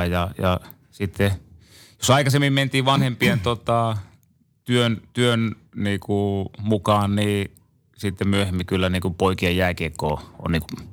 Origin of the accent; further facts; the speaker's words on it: Joensuu, North Karelia, Finland; also born or lived in Seinäjoki / Imatra; kun mä synnyin Seinäjoella, niin kahden vanhana, niin muutettiin Imatralle ja, ja sieltä muutettiin sitten tota Joensuuhun.